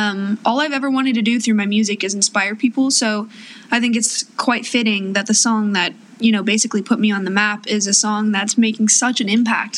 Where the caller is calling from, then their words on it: Los Angeles, California, United States; Yes, LA specifically.